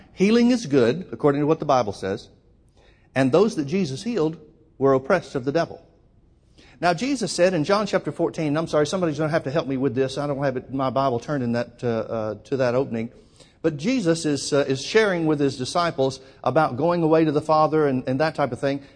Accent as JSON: {"language": "English", "region": "Alabama", "country": "United States", "tie": "born or raised there", "also_born_or_lived": "Oklahoma", "moved": "as an adult", "lives_now": "California, United States", "said": "Born and raised in Alabama, lived in Oklahoma while I worked with Brother Hagan, and then we moved out to California"}